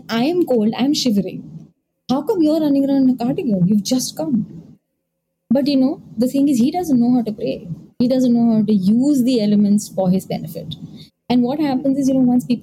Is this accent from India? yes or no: yes; India; I am an Indian